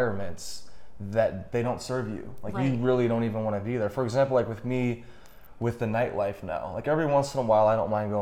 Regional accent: St. Louis, Missouri, United States; moved away; I'm from St. Louis, so when we go back, especially when I go back to St. Louis

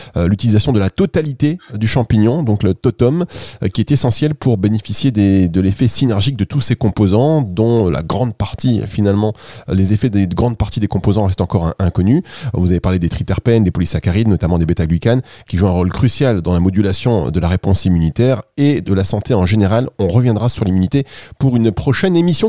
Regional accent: the North, Hauts-de-France, France; accent: ch'ti; Moi, je suis du Nord, donc tout ce qui est CH, c'est ch'ti

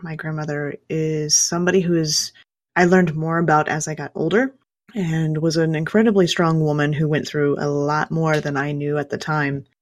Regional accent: Kansas, United States; I grew up in Kansas

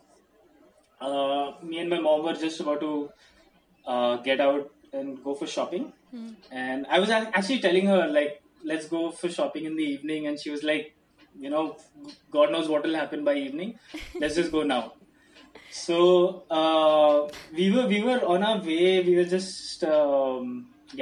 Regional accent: Navi Mumbai, Maharashtra, India; a small kid growing up in New Bombay

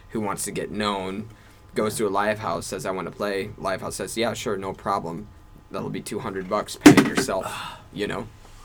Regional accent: Chicago, Illinois, United States; now in Tokyo, Japan; I'm from Chicago.

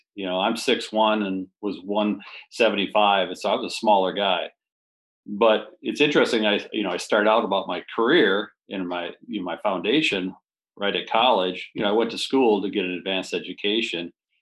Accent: Madison, Wisconsin, United States; I grew up in the Madison area

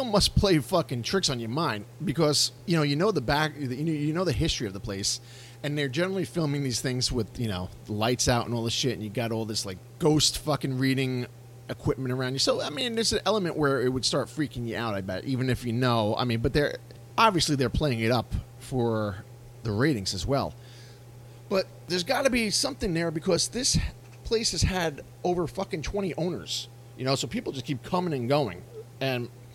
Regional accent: Yonkers, New York, United States; I grew up in Yonkers

